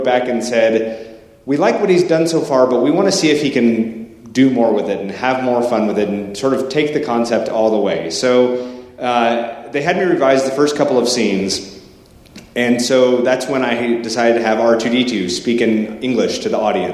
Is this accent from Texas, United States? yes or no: no; Portland, Oregon, United States; I'm from Portland, Oregon